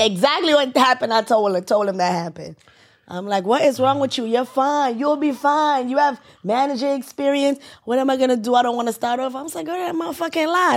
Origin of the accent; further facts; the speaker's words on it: Jamaica; I'm Jamaican